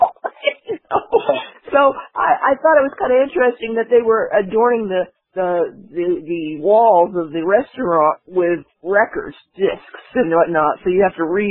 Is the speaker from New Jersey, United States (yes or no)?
yes; New Brunswick, New Jersey, United States; I'm from New Brunswick